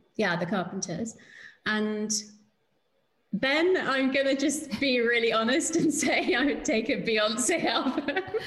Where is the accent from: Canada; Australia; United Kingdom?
United Kingdom